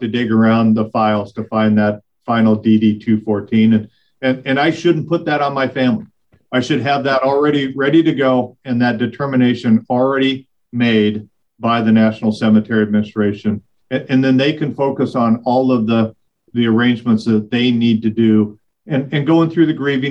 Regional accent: Missoula, Montana, United States; moved away; Missoula, Montana, my hometown

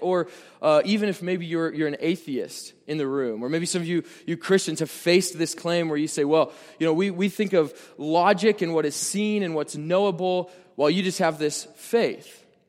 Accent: Nebraska, United States; I'm from Nebraska

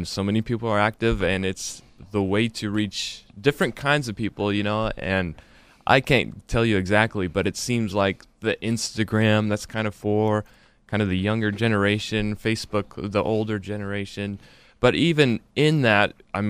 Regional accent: Nampa, Idaho, United States; We're both from Nampa.

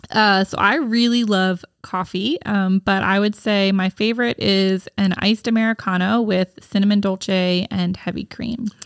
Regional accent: Gibbsboro, New Jersey, United States; also born or lived in Baltimore; I grew up in Gibbsboro

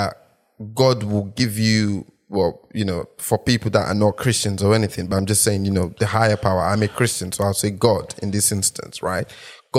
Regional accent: Nigeria; moved away; I grew up in Nigeria

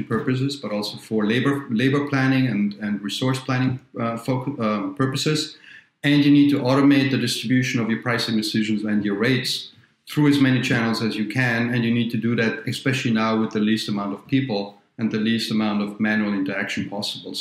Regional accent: Austria; moved away as an adult; also born or lived in Vienna, Austria / New York, United States / Paris, France / London, United Kingdom; now in Minnesota, United States; I'm from near Munich, not in Munich, near Munich

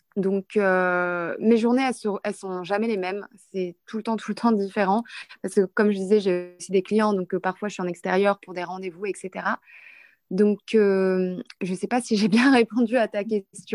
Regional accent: Lille, Hauts-de-France, France; moved away as an adult; now in Dubai, United Arab Emirates; je suis de Lille, du nord de la France

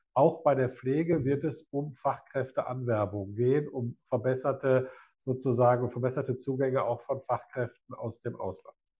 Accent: Essen, North Rhine-Westphalia, Germany; für meine Heimatstadt

